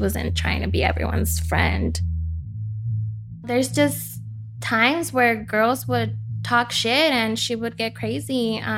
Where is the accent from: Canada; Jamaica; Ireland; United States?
United States; Los Angeles, California; I grew up in East LA, so that's how I met Emery. I was there up until I was 15